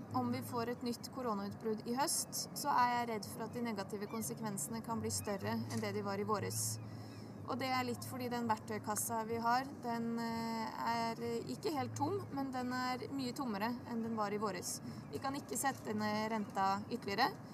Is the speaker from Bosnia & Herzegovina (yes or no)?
yes; Bosnia & Herzegovina; now in Oslo, Norway; i Bosnia, der jeg kommer fra